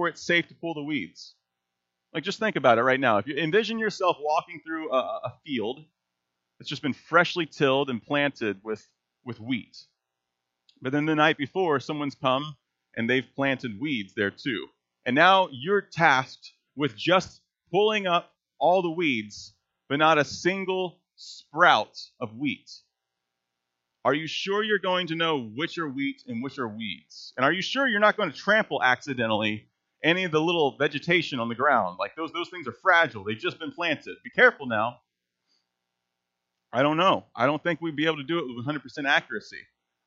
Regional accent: Texas, United States; moved away; I was raised in Texas

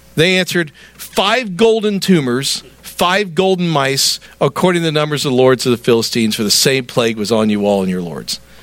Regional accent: the South, United States; I'm a Southerner.

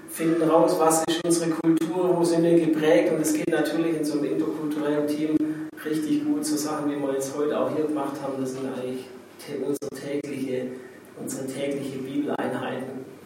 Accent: Germany; bei uns in Deutschland hier.

